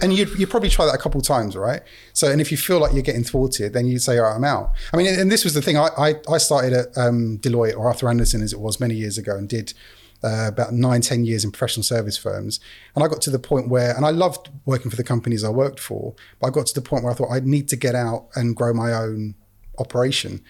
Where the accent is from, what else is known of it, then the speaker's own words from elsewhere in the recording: England, United Kingdom; being an English guy in Canada